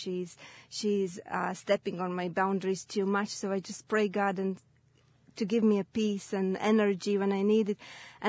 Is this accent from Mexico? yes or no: no; Latvia; English is a second language; moved away as an adult; now in Ireland; I'm originally from Latvia, and I moved to Ireland 7 years ago.